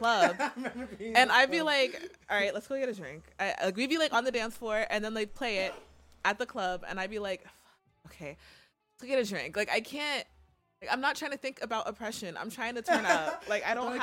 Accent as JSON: {"language": "English", "region": "South Carolina", "country": "United States", "tie": "born or raised there", "moved": "as an adult", "lives_now": "Japan", "said": "I'm from South Carolina"}